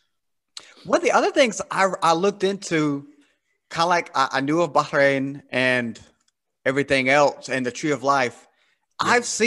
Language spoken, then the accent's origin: English; United States; I'm from America